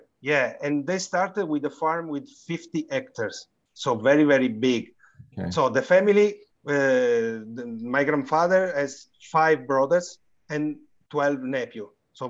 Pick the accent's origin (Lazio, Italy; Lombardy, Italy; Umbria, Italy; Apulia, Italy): Umbria, Italy; Gualdo Cattaneo; also born or lived in Montefalco; We are origin from the town close to Montefalco that is called Gualdo Cattaneo.